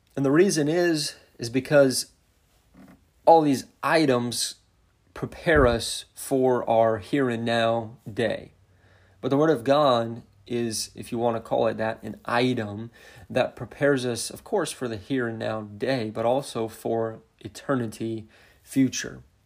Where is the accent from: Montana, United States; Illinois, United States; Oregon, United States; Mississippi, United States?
Montana, United States; also born or lived in central Indiana; now in Indiana, United States; I grew up in Montana, um, living on a ranch